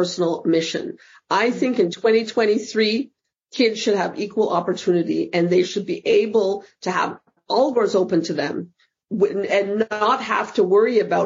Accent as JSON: {"language": "English", "country": "Canada", "tie": "born or raised there", "also_born_or_lived": "Fort Lauderdale, United States / New York, United States", "moved": "as an adult", "lives_now": "Amsterdam, Netherlands", "said": "as a kid growing up in Canada"}